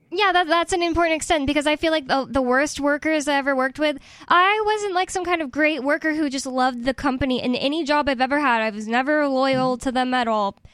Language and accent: English; United States; I'm American